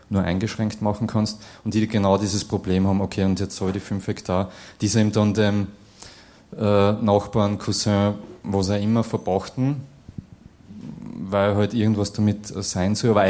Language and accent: German; Styria, Austria; also ich komme so aus der, aus der Obersteiermark und gerade was die Landkonzentration in unserer Gegend betrifft, also das ist, kann man sich nicht vorstellen eigentlich.